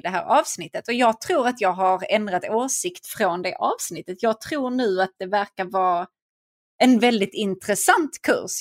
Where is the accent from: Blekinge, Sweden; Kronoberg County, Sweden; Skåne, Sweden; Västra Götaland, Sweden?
Skåne, Sweden; Vellinge; jag växte upp i Vellinge och gick i skolan där